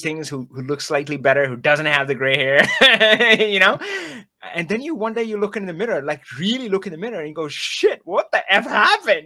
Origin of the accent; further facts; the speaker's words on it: India; moved away; I grew up in India